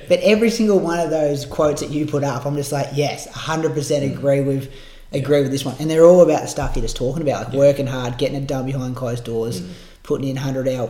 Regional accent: Bendigo, Victoria, Australia; I'm from Bendigo

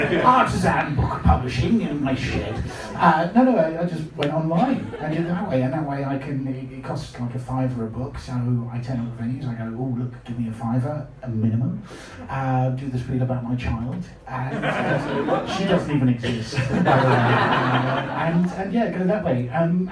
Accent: United Kingdom; sorry, this is going to sound, I'm incredibly British.

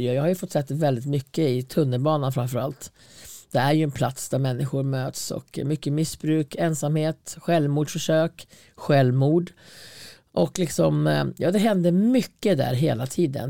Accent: Hälsingland, Gävleborg County, Sweden; also born or lived in Stockholm; Jag var ändå född i Stockholm och kom till Hälsingland

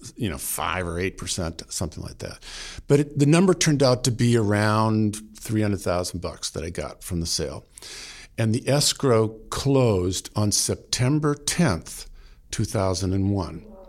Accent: outside Boston, Massachusetts, United States; now in Vermont, United States; I grew up outside Boston, you know, Italian American family

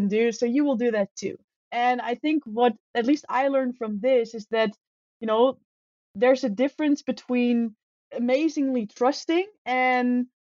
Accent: Netherlands; moved away as an adult; also born or lived in Spain; I am from the Netherlands and I'm traveling as a digital nomad

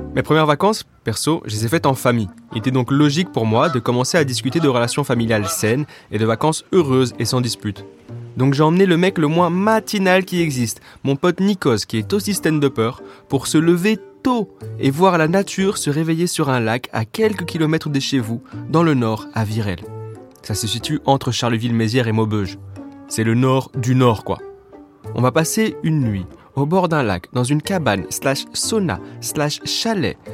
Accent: Brussels, Brussels-Capital Region, Belgium; je suis bruxellois.

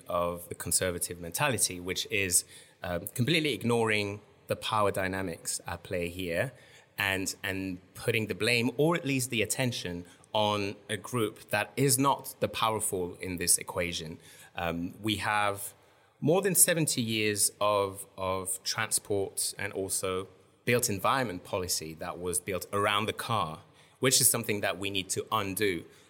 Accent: Strasbourg, Grand Est, France; I grew up in France, in Strasbourg, which is in France quite notorious for having completely embraced the pedestrianization of the entire city center

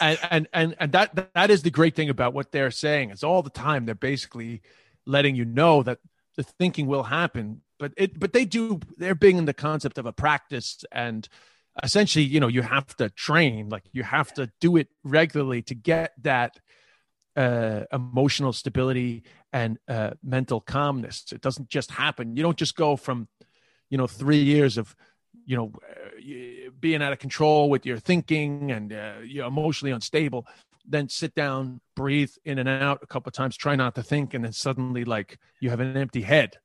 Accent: New York City, New York, United States; accent: New York; moved away as an adult; also born or lived in Ireland / China; the neighborhood that I grew up with in Queens, Flushing

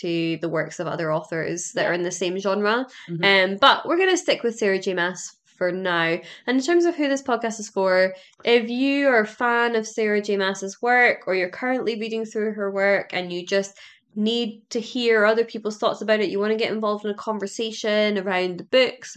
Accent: Edinburgh, Scotland, United Kingdom; I'm from Edinburgh.

